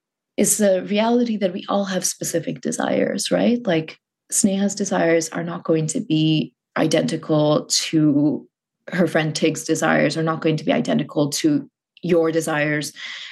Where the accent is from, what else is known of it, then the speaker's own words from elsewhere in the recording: Muscat, Oman; I grew up in a very particular place and context. I grew up in Muscat, Oman.